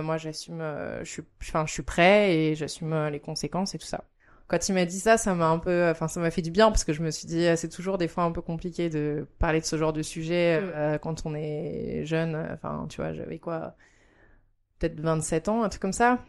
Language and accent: French; France; moved away as an adult; now in Japan; je suis française et j'habite au Japon depuis quatre ans